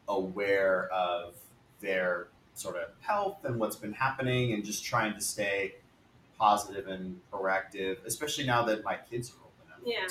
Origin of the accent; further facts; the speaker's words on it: California, United States; growing up in California, we would get snow maybe one day.